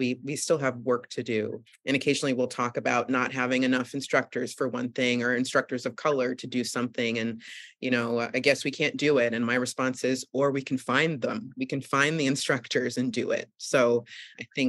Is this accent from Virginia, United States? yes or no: no; Boston, Massachusetts, United States; moved away as an adult; also born or lived in New York City; now in upstate New York, United States; I grew up in the suburbs of Boston too